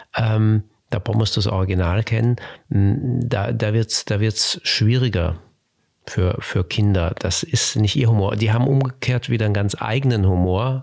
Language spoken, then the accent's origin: German; Germany; bei uns in Deutschland